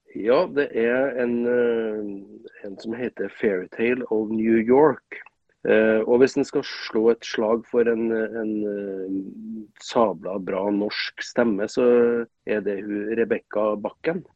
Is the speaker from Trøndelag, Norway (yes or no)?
yes; Trøndelag, Norway; moved away as an adult; now in Bodø, Norway; jeg er jo trønder